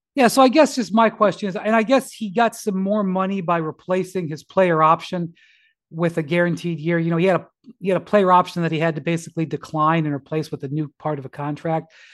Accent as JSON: {"language": "English", "town": "Cleveland", "region": "Ohio", "country": "United States", "said": "I'm from a small market. I'm from Cleveland."}